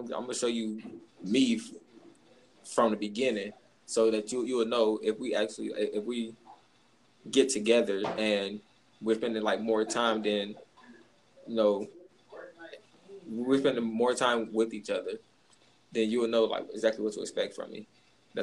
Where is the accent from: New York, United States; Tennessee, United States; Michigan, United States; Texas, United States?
Michigan, United States; Detroit; I'm from Detroit.